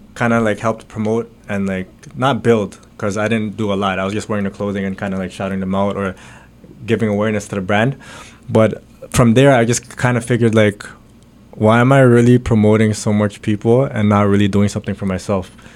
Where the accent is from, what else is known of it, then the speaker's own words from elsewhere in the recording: Pickering, Ontario, Canada; also born or lived in Bahrain / Ajax / Scarborough; I was born in Bahrain. Uh, my family's out from the Philippines, so I have the Filipino blood in me. Um, moved to Canada, Boom, out in Durham, Pickering side